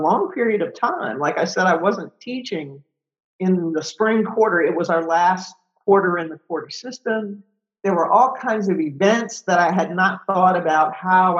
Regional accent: Detroit, Michigan, United States; moved away; I'm from Detroit, so, you know, I was going back to my hometown

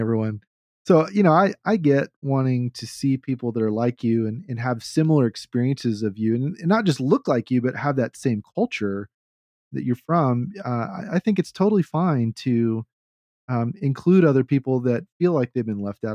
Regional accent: Texas, United States; I'm a Southerner. I'm a Texan. I'm like, what, a fourth or fifth generation Texan

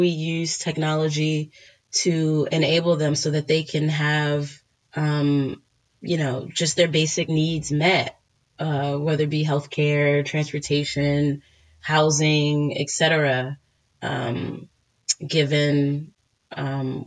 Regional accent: Washington, District of Columbia, United States; I was born in Washington, D.C.

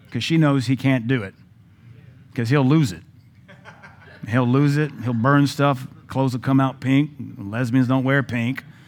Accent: United States; I'm glad to be American

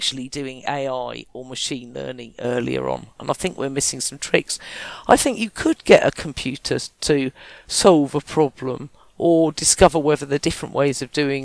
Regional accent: Kent, South East England, United Kingdom; I was from Kent

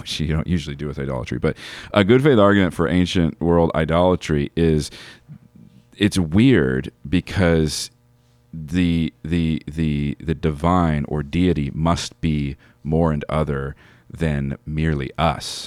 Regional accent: United States; as American Christians

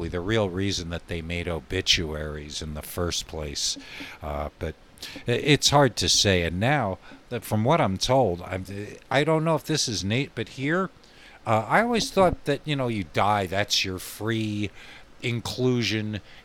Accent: the Catskills, New York, United States; moved away as an adult; also born or lived in Santa Fe, New Mexico; now in Albuquerque, United States; growing up in the Catskills

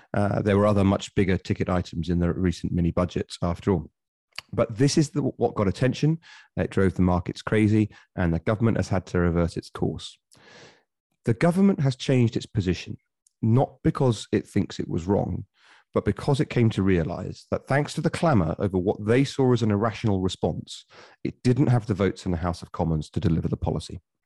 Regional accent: Bury St Edmunds, East of England, United Kingdom; my hometown of Bury Saint Edmunds

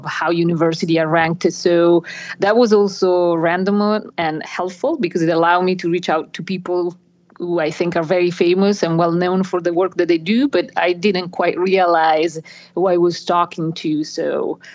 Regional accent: northern Italy, Italy; accent: Italian; now in United States; I grew up in a very small town in northern Italy, in the mountains.

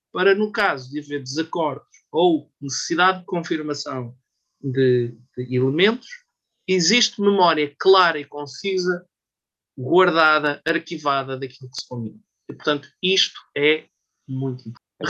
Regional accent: Portugal; nós, como portugueses, também não percebemos aquilo

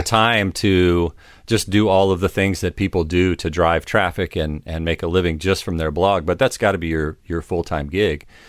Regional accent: United States; I'm from the United States

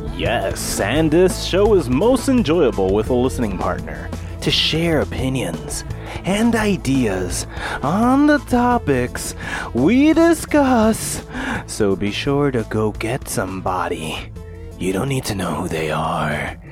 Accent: United States; I'm American

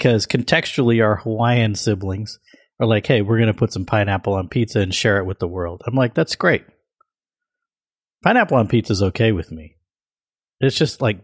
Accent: South India, India; I'm from South India

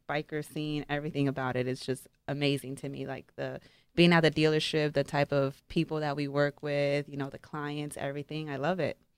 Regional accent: Las Vegas, Nevada, United States; also born or lived in Orange County, California; I was born in Orange County, but I've lived in Vegas since I was, like, three years old. So, basically, I'm from Vegas

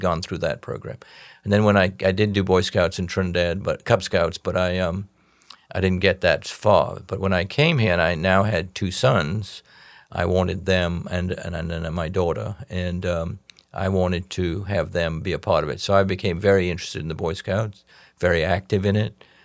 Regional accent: England, United Kingdom; now in United States; this stodgy Englishman

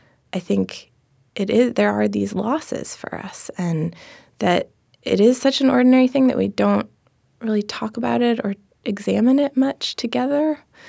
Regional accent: Seattle, Washington, United States; In Seattle.

